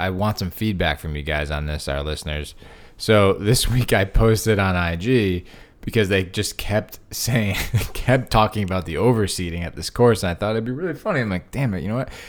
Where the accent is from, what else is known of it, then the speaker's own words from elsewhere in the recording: Connecticut, United States; where I grew up in Connecticut